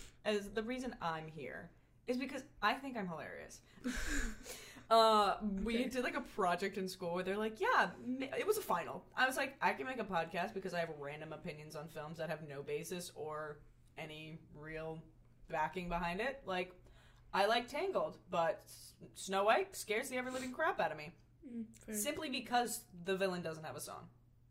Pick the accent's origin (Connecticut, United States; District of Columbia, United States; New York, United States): Connecticut, United States; New Canaan; moved away as an adult; I'm from New Canaan, Connecticut. And if you know where that is, no, I'm not. But if you don't, a nice little small town in the little tail of Connecticut.